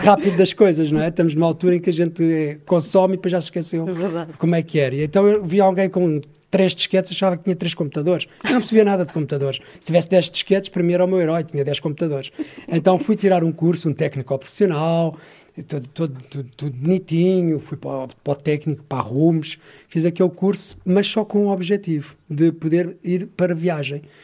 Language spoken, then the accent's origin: Portuguese; Sintra, Lisbon, Portugal; moved away as an adult; now in Mação, Portugal; Eu cresci em Sintra, numa, terra que é Algueirão